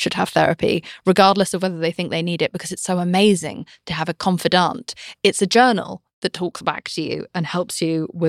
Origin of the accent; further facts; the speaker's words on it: United Kingdom; I'm British